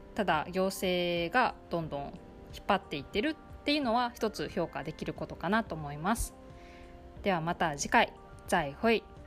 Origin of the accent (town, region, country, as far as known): Japan; born or raised there; now in Tainan, Taiwan